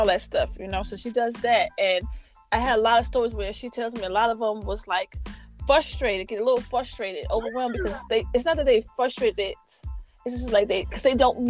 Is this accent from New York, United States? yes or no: yes; New York City, New York, United States; moved away; I'm from Harlem originally.